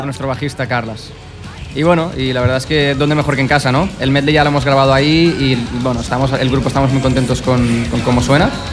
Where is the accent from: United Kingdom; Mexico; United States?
United States; moved away; yo me crié en Estados Unidos, entonces lo que es el inglés lo llevo, lo llevo bien, lo hablo igual que el español y el catalán